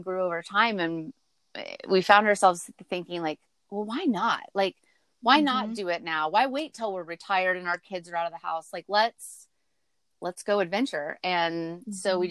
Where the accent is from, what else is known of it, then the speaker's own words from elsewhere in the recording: Central Valley, California, United States; moved away; we're from the Central Valley in California